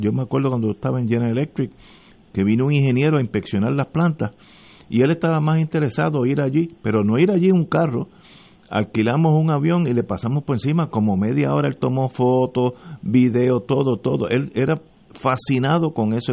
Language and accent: Spanish; Puerto Rico; como puertorriqueño